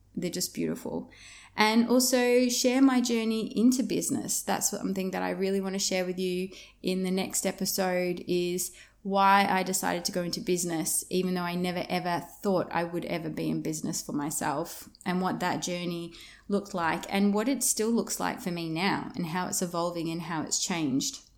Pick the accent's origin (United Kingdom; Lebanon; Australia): Australia; Yarra Valley, Victoria; moved away as an adult; also born or lived in Melbourne, Australia; now in Broome, Australia; I'm originally from Victoria, um, from the outskirts of Melbourne in an area called the Yarra Valley. That's where I grew up.